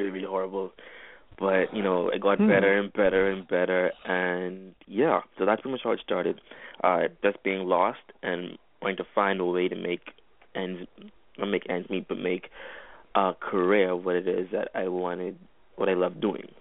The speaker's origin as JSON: {"language": "English", "country": "Bahamas", "said": "I'm from the Bahamas. That's where I currently am right now."}